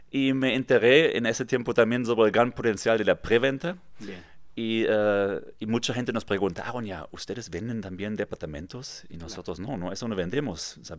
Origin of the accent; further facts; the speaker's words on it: Kassel, Hesse, Germany; Spanish is a second language; moved away as an adult; now in Tulum, Mexico; Yo soy mexicano de corazón. Bien. Pero mi casa de origen es de Alemania. Ok. ¿Qué parte? Eh, de cerca de Frankfurt, un pueblo que nadie conoce, Kassel.